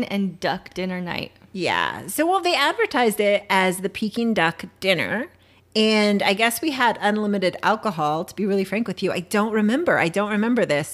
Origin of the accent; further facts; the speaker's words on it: San Diego, California, United States; we're from San Diego.